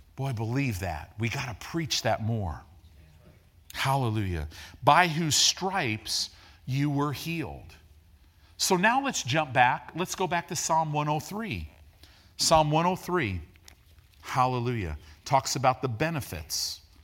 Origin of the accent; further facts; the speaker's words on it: Illinois, United States; also born or lived in Decatur, Illinois; I grew up in Illinois